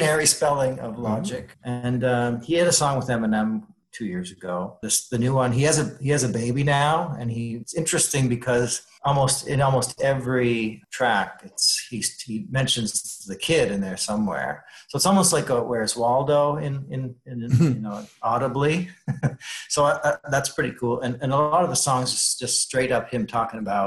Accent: Canada; I feel like I've not been doing my duty as a Canadian suddenly

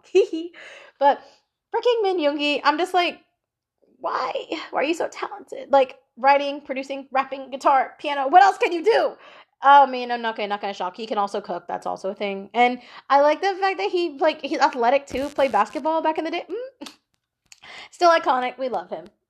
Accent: Philippines; I am a Filipino girl

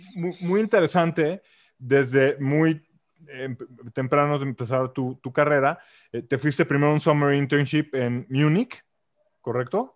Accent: Mexico; como mexicano, y, ojo, los que me conocen soy el menos nacionalista, o sea, nací aquí por casualidad

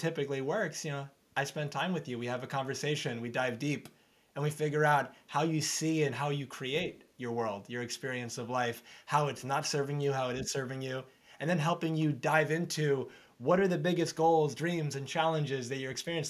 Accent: New York, United States; also born or lived in Arizona; So I'm from New York. I've been in New York for most of my life, lived in Arizona for 5 years, but New York, most of it.

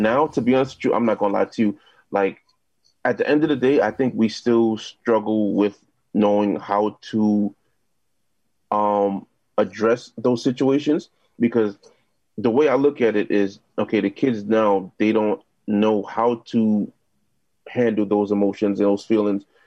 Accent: New York City, New York, United States; also born or lived in Jamaica, Queens; now in Brooklyn, United States; I'm originally from uh, South Ozone Park, Queens

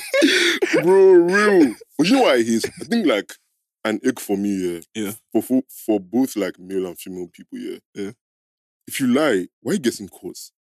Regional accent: Nigeria; we grew up in Niger

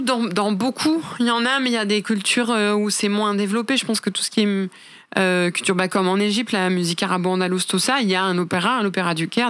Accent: France; je suis française

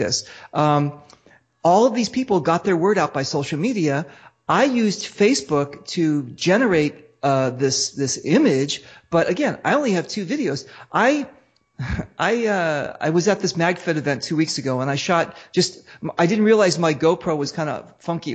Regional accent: United States; I'm American

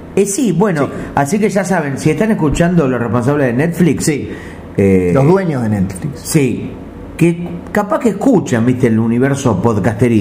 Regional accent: Argentina; Los argentinos

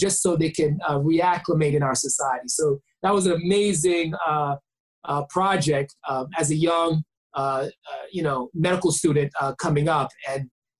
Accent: New York City, New York, United States; I am Haitian American. I was born in Brooklyn, New York by two amazing parents, Haitian immigrants.

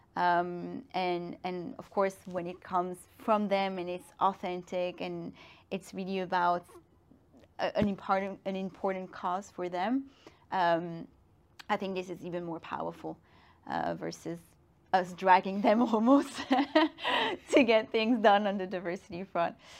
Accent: Brussels, Brussels-Capital Region, Belgium; moved away as an adult; also born or lived in Madrid / Shanghai / London; now in Paris, France; I grew up in Brussels. I'm half Belgian, half Guinean.

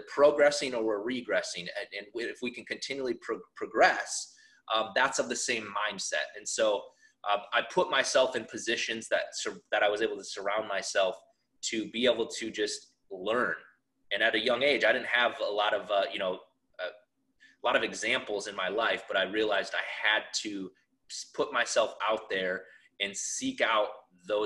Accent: South Dakota, United States; I grew up in South Dakota, a town of like 1,000 people.

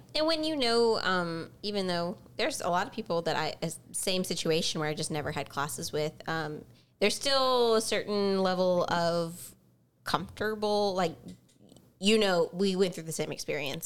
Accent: Baton Rouge, Louisiana, United States; we are both from Baton Rouge, we grew up in Baton Rouge

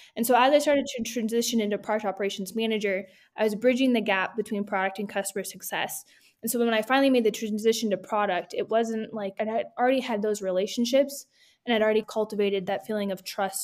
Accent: California, United States; moved away as an adult; now in Denver, United States; I'm originally from California, just moved to Denver, Colorado

